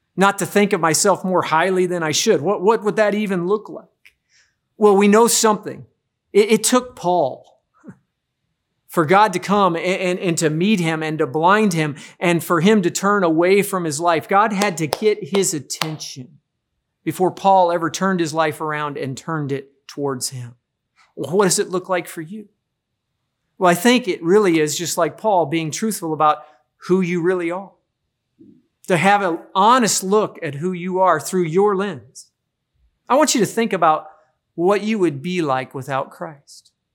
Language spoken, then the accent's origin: English; Midwest, United States; growing up in the Midwest